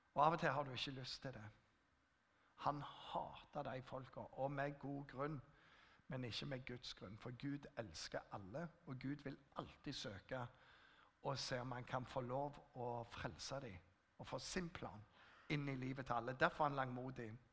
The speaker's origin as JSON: {"language": "Norwegian", "area": "Jæren", "region": "Rogaland", "country": "Norway", "said": "Jeg kommer fra Jæren"}